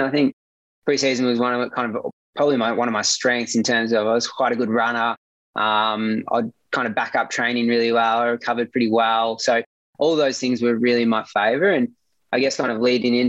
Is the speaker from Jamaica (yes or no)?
no; Gippsland, Victoria, Australia; growing up in Gippsland and being 3 hours away from Melbourne